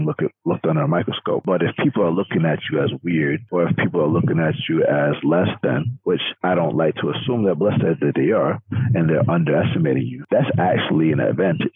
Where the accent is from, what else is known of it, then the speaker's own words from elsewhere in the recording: Atlanta, Georgia, United States; I'm from Atlanta. Like, most of us are black out there